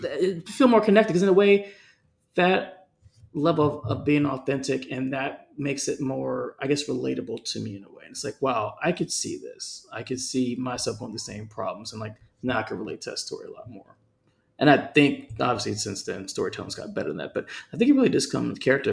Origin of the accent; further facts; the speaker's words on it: California, United States; moved away; I grew up in California